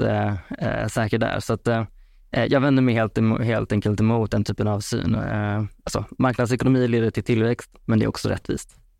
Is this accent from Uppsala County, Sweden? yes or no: no; Vara, Västra Götaland, Sweden; now in Stockholm, Sweden; Jag kommer från Vara i Skaraborg så att eh, jag har flyttat upp hit till, till storstan nu.